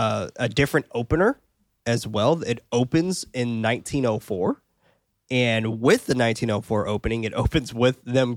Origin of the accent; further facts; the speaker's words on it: Australia; Yeah, see? Told you I'm Australian, dude.